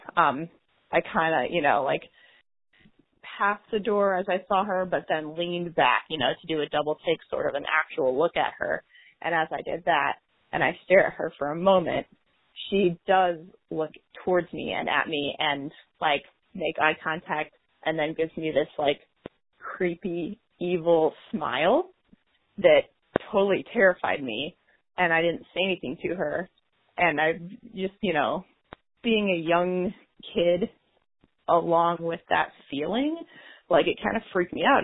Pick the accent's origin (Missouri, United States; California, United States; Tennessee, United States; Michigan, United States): Missouri, United States; St. Louis area, Jefferson County; I am from San Luis area, Jefferson County area specifically